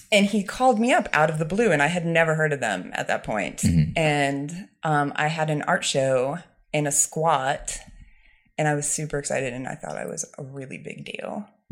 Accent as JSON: {"language": "English", "town": "Ledyard", "region": "Connecticut", "country": "United States", "tie": "born or raised there", "also_born_or_lived": "New York / Paris", "moved": "as an adult", "said": "I grew up in Ledyard, Connecticut, where Foxwoods Casino is"}